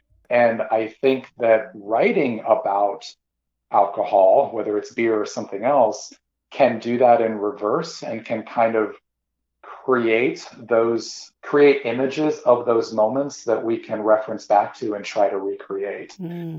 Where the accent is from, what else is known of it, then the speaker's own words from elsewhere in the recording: Midwest, United States; My own particular background, I grew up primarily in the Midwest.